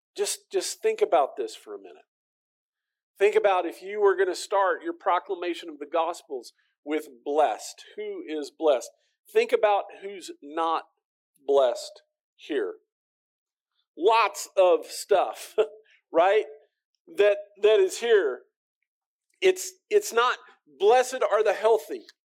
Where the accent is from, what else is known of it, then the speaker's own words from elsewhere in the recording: United States; as the American